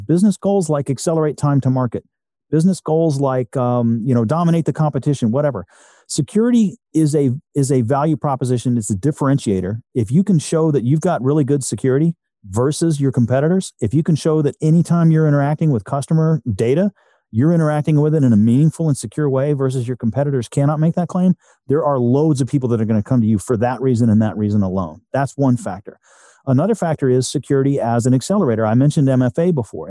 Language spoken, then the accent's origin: English; Texas, United States; I'm a Texan